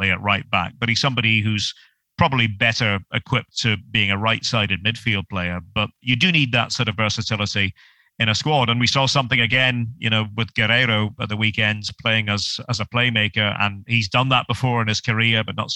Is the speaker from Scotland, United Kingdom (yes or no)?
yes; Scotland, United Kingdom; being a Scot